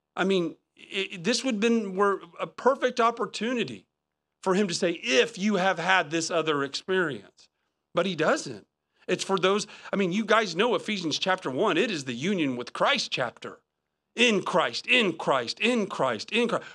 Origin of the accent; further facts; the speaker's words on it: Indiana, United States; moved away; I'm from Indiana